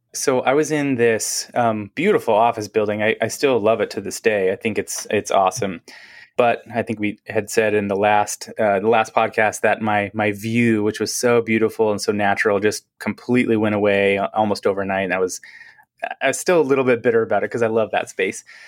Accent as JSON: {"language": "English", "town": "Seattle", "region": "Washington", "country": "United States", "tie": "born or raised there", "moved": "yes", "lives_now": "Portland, United States", "said": "I'm from, originally from Seattle, grew up, uh, in the Seattle area, like, actually Seattle"}